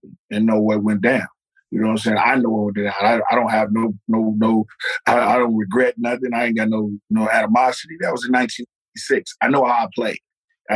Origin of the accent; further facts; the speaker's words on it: Oakland, California, United States; I'm from Oakland